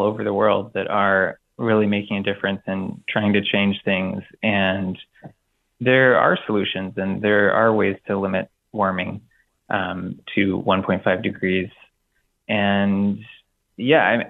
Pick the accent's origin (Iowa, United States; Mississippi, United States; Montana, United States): Iowa, United States; Blue Grass; growing up in Iowa and up till now, I've seen the place that I call home change